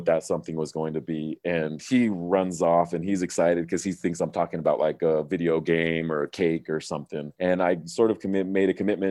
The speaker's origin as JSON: {"language": "English", "region": "Southern California", "country": "United States", "moved": "yes", "said": "I'm from Southern California originally"}